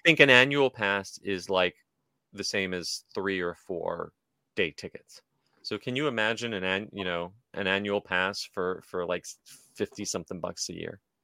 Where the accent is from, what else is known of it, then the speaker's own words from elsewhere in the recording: United States; as an American